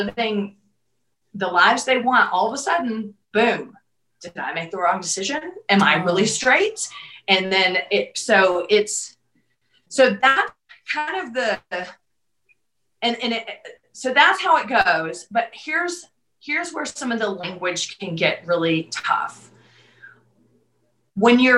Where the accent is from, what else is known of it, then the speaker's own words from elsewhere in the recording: the South, United States; I grew up in the South